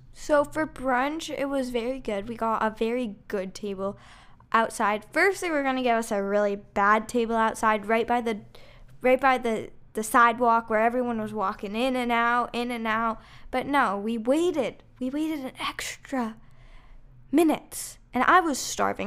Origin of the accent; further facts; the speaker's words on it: Chicago, Illinois, United States; we're from Chicago